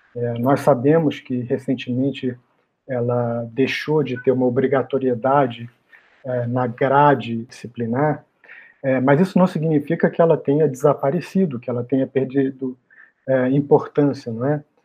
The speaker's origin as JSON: {"language": "Portuguese", "region": "Rio de Janeiro", "country": "Brazil", "tie": "born or raised there", "moved": "as an adult", "lives_now": "São Paulo, Brazil", "said": "eu fiz a minha formação toda no Rio de Janeiro, que é a minha cidade natal"}